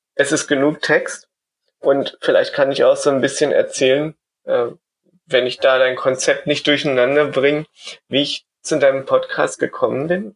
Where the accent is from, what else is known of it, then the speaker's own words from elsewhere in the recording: Germany; moved away as an adult; now in Vienna, Austria; Ich bin ja eigentlich aus Deutschland und bin dann wegen meiner Arbeit nach Österreich gegangen. 2006 nach Wien